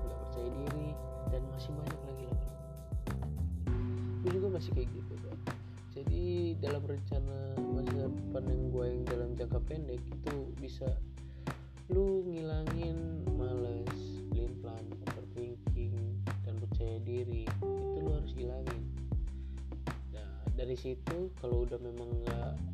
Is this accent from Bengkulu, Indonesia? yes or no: no; Bandar Lampung, Lampung, Indonesia; Asal dari Bandar Lampung